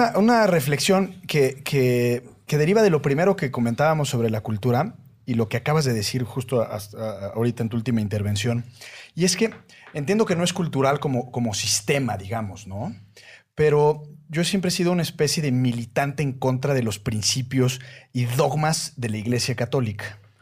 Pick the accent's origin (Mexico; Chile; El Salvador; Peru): Mexico; en una sociedad como la mexicana, en donde aunque podemos ser, digamos, muy cosméticamente cristianos